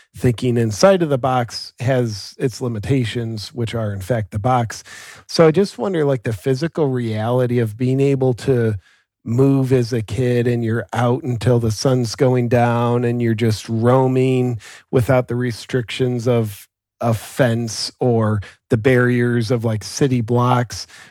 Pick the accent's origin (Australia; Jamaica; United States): United States; Ohio; moved away as an adult; also born or lived in Southern California; now in Austin, United States; I grew up in Ohio on acreage kinda out in farm country